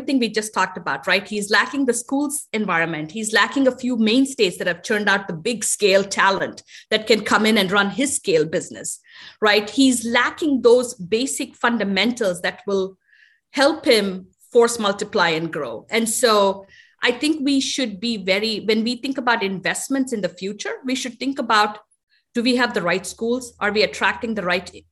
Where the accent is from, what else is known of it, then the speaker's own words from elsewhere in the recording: India; now in United States; a girl growing up in India